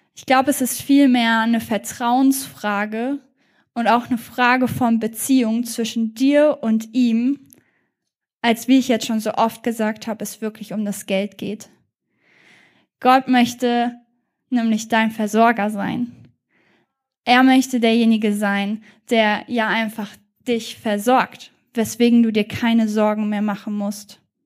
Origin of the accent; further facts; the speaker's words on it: Germany; wir als Deutsche